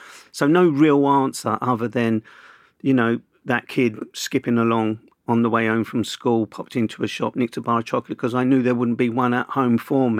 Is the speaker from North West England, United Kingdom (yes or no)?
no; Camberwell, London, United Kingdom; I grew up in Camberwell in Southeast London.